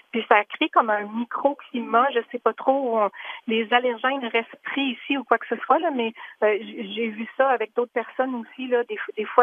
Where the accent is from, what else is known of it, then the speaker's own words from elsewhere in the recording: Gaspésie, Quebec, Canada; now in Ottawa, Canada; moi je viens de la Gaspésie et puis j'avais pas d'allergie en Gaspésie.